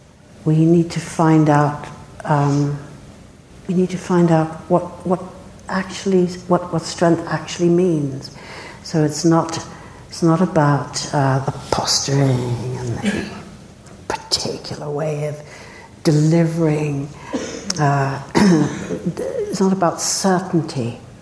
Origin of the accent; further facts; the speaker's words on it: South Africa; born there; I was born in South Africa, and I saw the struggle to make a democracy